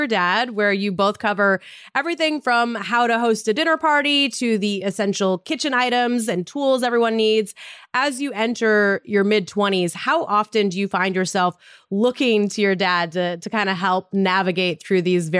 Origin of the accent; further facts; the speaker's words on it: Montana, United States; moved away; my early journalism days back in my hometown in Montana